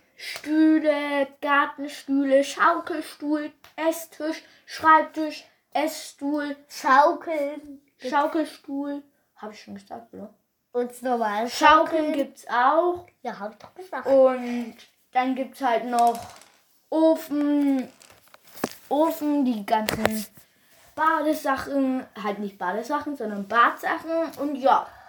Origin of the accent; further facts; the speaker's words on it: Bavaria, Germany; Ich komme nur aus Bayern